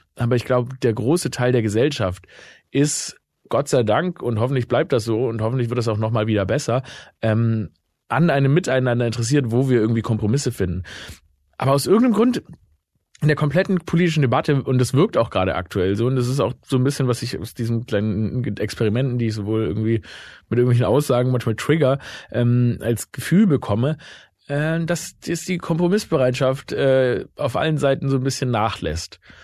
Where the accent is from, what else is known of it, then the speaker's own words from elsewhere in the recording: Stuttgart, Baden-Württemberg, Germany; meine Heimat, ne, Stuttgart